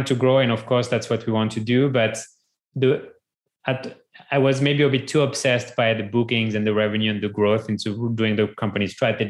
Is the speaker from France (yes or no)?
yes; France; moved away as an adult; now in United States; growing up in France